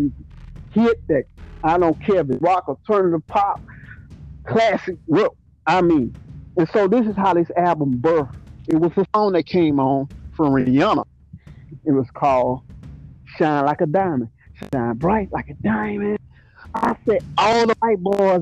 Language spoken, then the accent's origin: English; Mobile, Alabama, United States; I'm from Mobile, Alabama. You know what I'm saying? From the rough streets of Alabama, the bottom